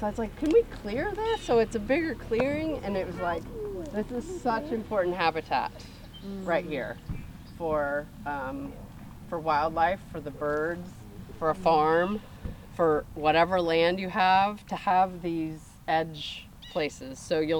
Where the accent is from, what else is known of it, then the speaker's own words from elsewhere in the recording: United States; Like, when we moved here, and I'm from Kansas or Missouri, so I was like, oh, I just, like, want open space.